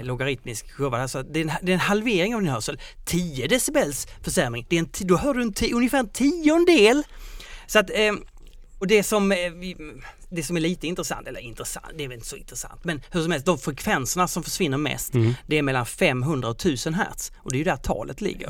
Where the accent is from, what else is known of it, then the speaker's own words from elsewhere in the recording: Skåne, Sweden; accent: Scanian (skånska); på min skånska